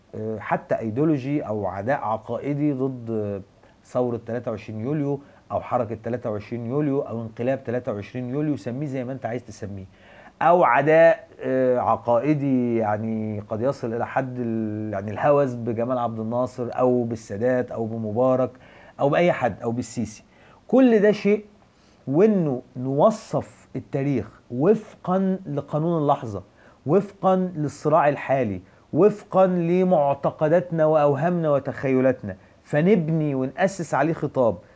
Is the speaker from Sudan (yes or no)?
no; Egypt; الدولة المصرية